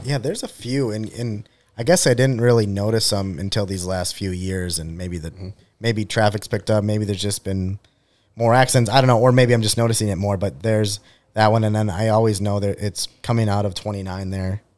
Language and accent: English; Pequot Lakes, Minnesota, United States; I'm from Pequot. You know, went to Pequot my whole life